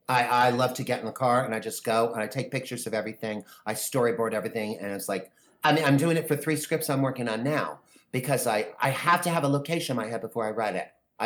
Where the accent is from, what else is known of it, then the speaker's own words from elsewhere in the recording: New York, United States; also born or lived in New Jersey; I'm also from New York and New Jersey, so I kind of got that sensibility about me that kind of toughens us up a little bit.